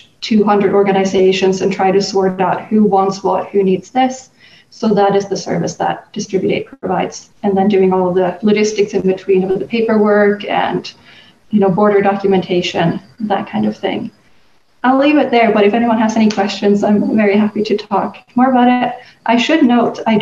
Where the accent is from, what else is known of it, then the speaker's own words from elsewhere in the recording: Sweden; moved away as an adult; I'm from Sweden originally, where I was born and raised. But I've lived abroad for the last 10 years almost.